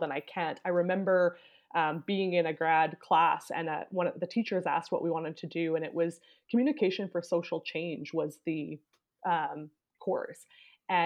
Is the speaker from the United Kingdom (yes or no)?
no; Canada; there was not a ton of diversity where I grew up in Canada